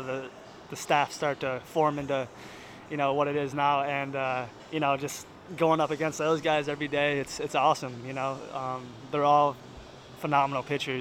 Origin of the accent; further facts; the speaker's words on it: Allegany, New York, United States; I'm from Allegheny, New York. It's a small town in western New York, about an hour outside of Buffalo